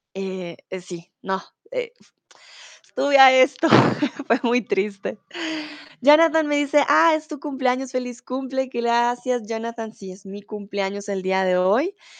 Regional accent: Colombia; now in Germany; soy de Colombia, comúnmente vivo en Alemania y ahora estoy en eh, mi país, en Colombia

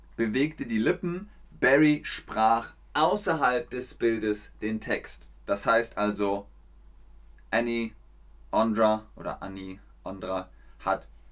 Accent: Cologne, North Rhine-Westphalia, Germany; accent: Rhenish; ich bin aus Köln, da haben sie gesagt, der rheinische Akzent, der ist ein bisschen zu stark

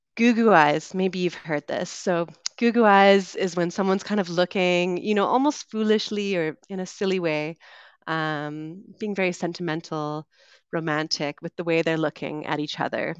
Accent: West Coast of Canada, Canada; moved away as an adult; also born or lived in London, United Kingdom; I'm originally from Canada. I grew up on the West Coast

